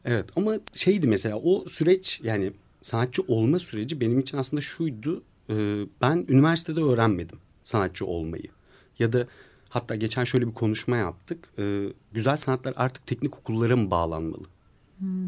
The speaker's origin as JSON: {"language": "Turkish", "region": "Ankara", "country": "Turkey", "also_born_or_lived": "Kızılcahamam", "said": "bir Ankaralı olarak Bozkır'ı özlüyorum"}